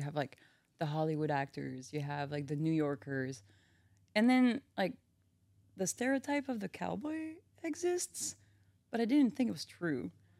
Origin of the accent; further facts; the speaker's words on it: France; English is a second language; moved away as an adult; now in Milwaukee, United States; I grew up in a farm.